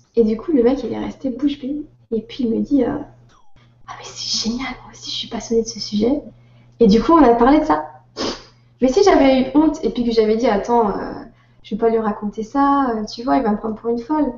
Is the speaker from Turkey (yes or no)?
no; France; accent: French; vous êtes française euh, Parce qu'il entend mon accent